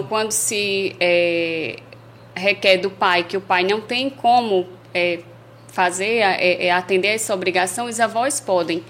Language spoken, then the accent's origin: Portuguese; Paraíba, Brazil; now in Angicos, Brazil; eu sou paraibana